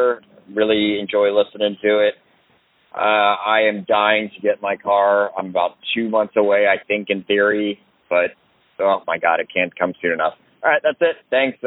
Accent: Ohio, United States; I'm originally from Ohio, and everybody had to preach you had to get all-wheel drive back there.

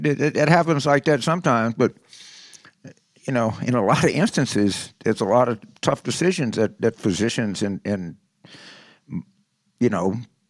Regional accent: St. Gabriel, Louisiana, United States; the women's penitentiaries in St. Gabriel, where I grew up in Louisiana.

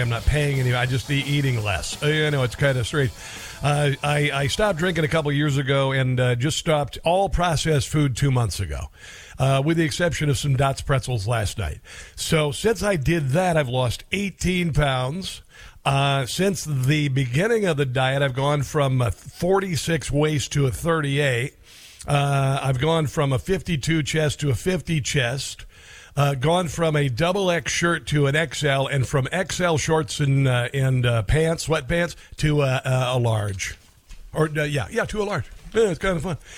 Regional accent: Nebraska, United States; moved away; I'm from Nebraska originally

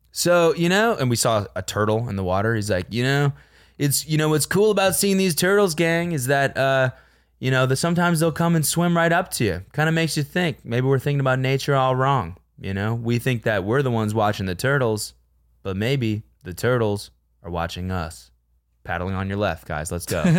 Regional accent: Calgary, Alberta, Canada; I'm a really, like, bad Calgarian

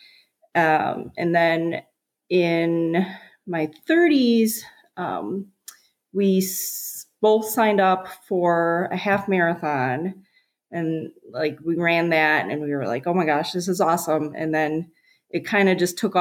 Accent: South Central Wisconsin, United States; moved away; I grew up in South Central Wisconsin

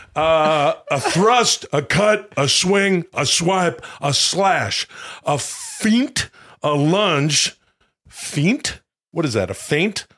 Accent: Ladner, British Columbia, Canada; my hometown is called Ladner

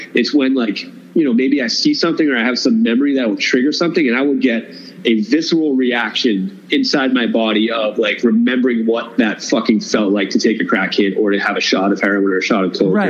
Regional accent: Cape Cod, Massachusetts, United States; moved away; we're both from the Cape

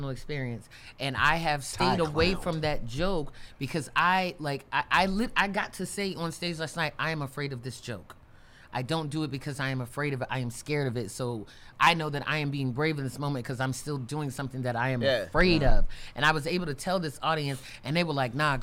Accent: Baltimore, Maryland, United States; I have in my hometown, like, I can't really do an open mic in Baltimore

